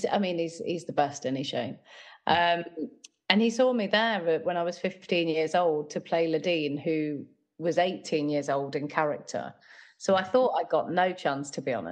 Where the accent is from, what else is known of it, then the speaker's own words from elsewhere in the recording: Nottingham, East Midlands, United Kingdom; I grew up in Nottingham, where I still live